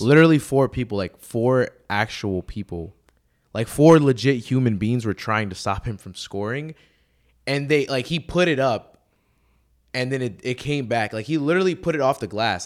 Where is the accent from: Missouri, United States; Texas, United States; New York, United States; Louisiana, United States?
Texas, United States; Houston; I'm from Houston